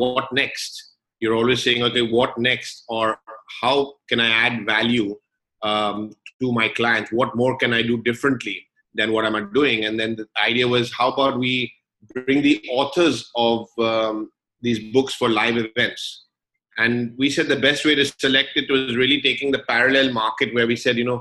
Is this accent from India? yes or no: no; London, United Kingdom; now in Dubai, United Arab Emirates; born and brought up in London in the UK